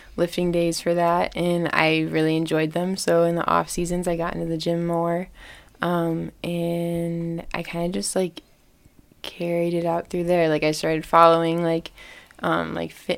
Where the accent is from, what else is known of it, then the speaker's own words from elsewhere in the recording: Ohio, United States; I'm from Ohio, which I get made fun of for sometimes, but I love it there